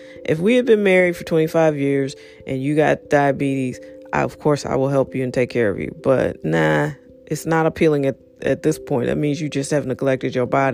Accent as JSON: {"language": "English", "town": "St. Louis", "region": "Missouri", "country": "United States", "said": "I'm American in the most American city of St. Louis."}